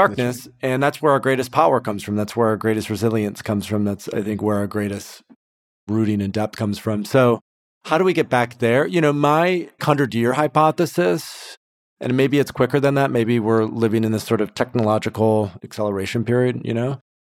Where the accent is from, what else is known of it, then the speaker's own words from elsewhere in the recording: Grand Rapids, Michigan, United States; moved away as an adult; also born or lived in Turkey / Thailand; now in Portugal; I grew up in West Michigan, Grand Rapids area. Left when I was twenty-one, lived abroad for about five, six years, Turkey, Thailand, and also Portugal.